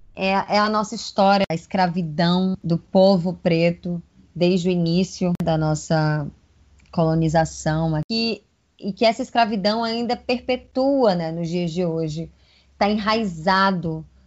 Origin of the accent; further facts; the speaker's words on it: Bahia, Brazil; also born or lived in Paraíba; sou nordestina com mais orgulho ainda, com raízes na Paraíba e nascida na terra de Joana Angélica, na Bahia